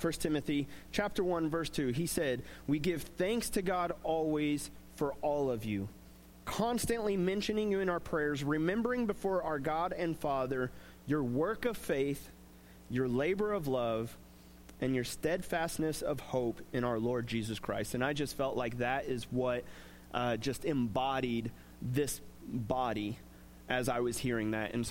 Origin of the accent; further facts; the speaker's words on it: Coffeyville, Kansas, United States; growing up in Coffeyville